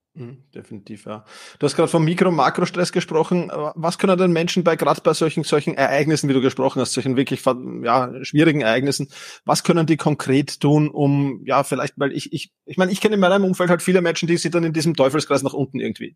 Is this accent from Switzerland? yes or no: no; Vienna, Austria; Wir sind beide aus Wien, wie man wahrscheinlich hört